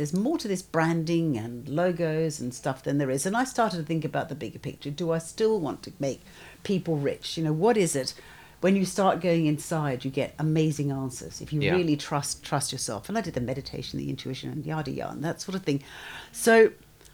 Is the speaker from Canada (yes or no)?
no; Australia; moved away as an adult; also born or lived in Melbourne / London; I'm Australian, studied in Melbourne, worked for a year over here, and then went to London